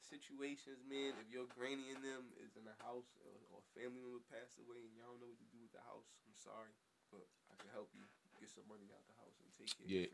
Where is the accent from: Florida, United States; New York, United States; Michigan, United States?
New York, United States; New York City; moved away as an adult; now in Baltimore, United States; I grew up in downtown Brooklyn, bro. Mm-hmm. I grew up in the part of Brooklyn that was Little Italy.